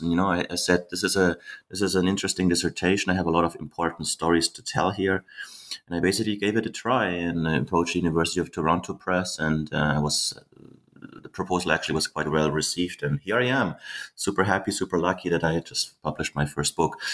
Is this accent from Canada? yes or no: no; Germany; I was born and raised in Germany